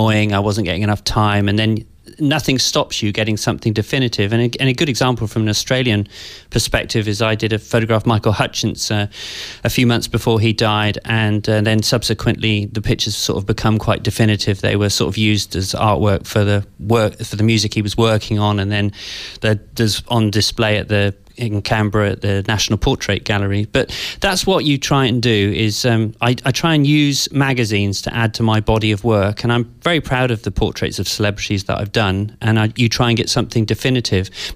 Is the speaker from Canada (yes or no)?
no; West Country, South West England, United Kingdom; also born or lived in London; from the age of seven onwards, I grew up in the West Country, in, you know, kind of quite a rural environment.